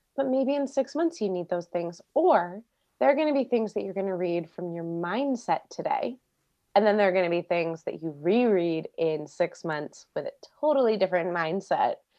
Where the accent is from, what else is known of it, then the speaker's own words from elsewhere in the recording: Maryland, United States; moved away as an adult; also born or lived in Florida; now in California, United States; I grew up in Maryland outside D C.